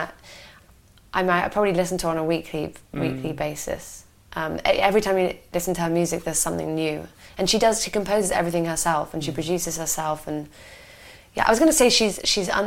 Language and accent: English; Hereford, West Midlands, United Kingdom; moved away as an adult; I had this solid job in Hereford, and you know I could make a good, decent wage. And I missed my hometown